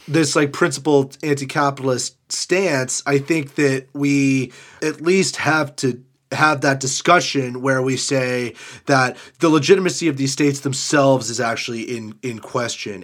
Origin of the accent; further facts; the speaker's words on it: Canada; as a Canadian